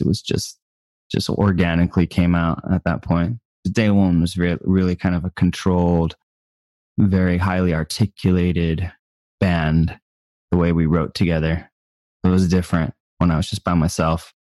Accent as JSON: {"language": "English", "country": "United States", "said": "I'm from America"}